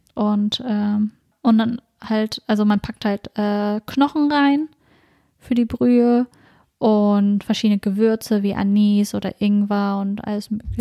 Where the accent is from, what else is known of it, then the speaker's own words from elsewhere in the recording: Germany; wir sind uns hier in Deutschland aufgewachsen